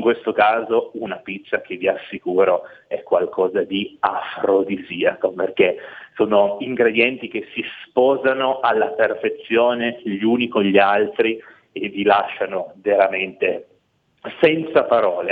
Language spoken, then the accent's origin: Italian; Piedmont, Italy; Io da buon piemontese adoro il vitello tonnato, è proprio un altro prodotto tipico d'eccellenza della mia regione